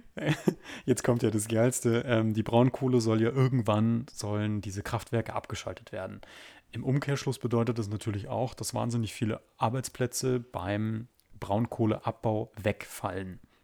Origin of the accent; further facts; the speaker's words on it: Germany; wir Deutschen